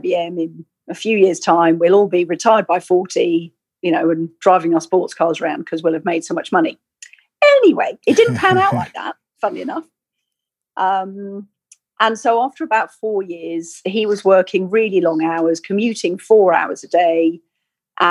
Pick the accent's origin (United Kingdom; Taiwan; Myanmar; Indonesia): United Kingdom; Weybridge, South East England; moved away as an adult; also born or lived in Sheffield / London / Sweden; now in Canada; I was raised in England, down in Surrey, lived in Weybridge for pretty much all my life